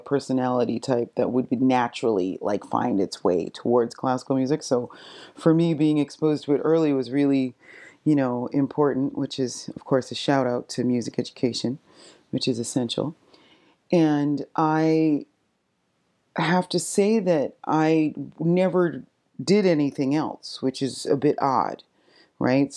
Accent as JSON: {"language": "English", "town": "Fredericton", "region": "New Brunswick", "country": "Canada", "tie": "born or raised there", "moved": "yes", "lives_now": "Nova Scotia, Canada", "said": "I was born and raised in Fredericton, New Brunswick"}